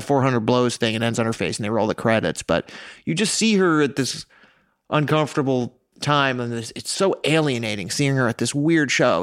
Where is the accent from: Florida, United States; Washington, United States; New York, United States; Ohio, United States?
New York, United States; I grew up in New York